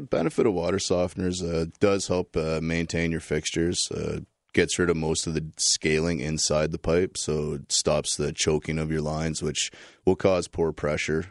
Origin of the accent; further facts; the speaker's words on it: New Liskeard, Ontario, Canada; now in London, Canada; I'm from Northern Ontario. I was, uh, born and raised in New Liskeard, uh, moved here around nineteen ninety-eight